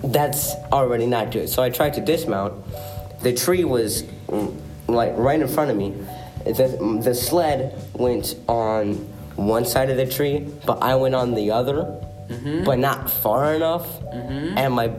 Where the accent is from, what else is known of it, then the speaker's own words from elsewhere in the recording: Wisconsin, United States; Because we're from Wisconsin.